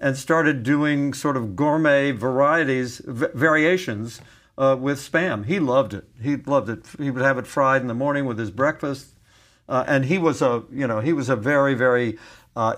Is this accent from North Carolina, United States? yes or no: no; Beckley, West Virginia, United States; My hometown was the county seat in West Virginia, in Beckley, West Virginia.